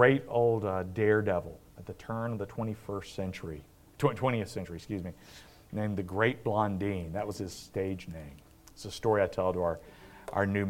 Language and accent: English; South Carolina, United States; moved away; growing up in South Carolina